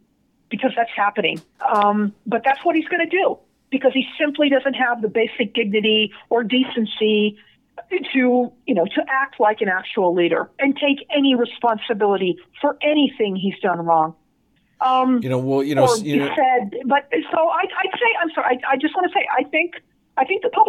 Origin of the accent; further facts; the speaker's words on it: Las Vegas, Nevada, United States; I'm from Vegas